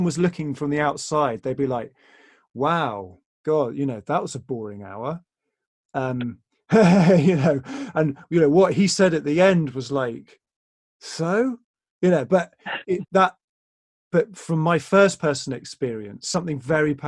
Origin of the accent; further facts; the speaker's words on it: England, United Kingdom; We're English, and that's very much part of our culture